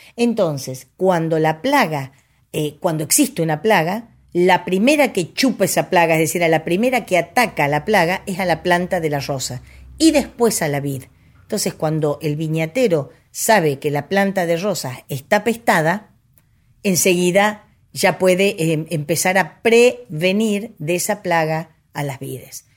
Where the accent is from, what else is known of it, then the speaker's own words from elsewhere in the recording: Argentina; somos muy argentinos